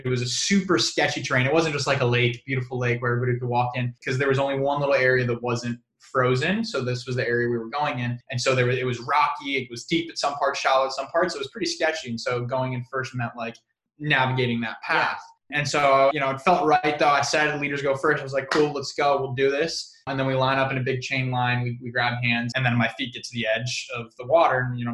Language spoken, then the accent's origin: English; San Diego, California, United States; I grew up in San Diego